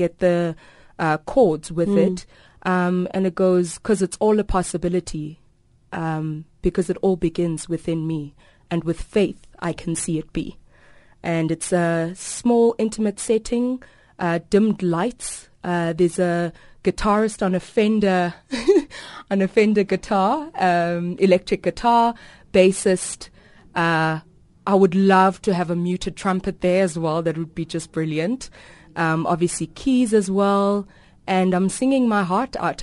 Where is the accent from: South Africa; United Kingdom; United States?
South Africa; I am South African